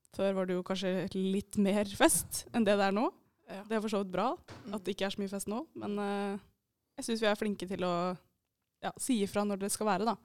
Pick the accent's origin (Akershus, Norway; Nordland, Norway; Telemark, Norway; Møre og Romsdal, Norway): Akershus, Norway; Eidsvoll; moved away as an adult; now in Bodø, Norway; jeg er fra Eidsvoll.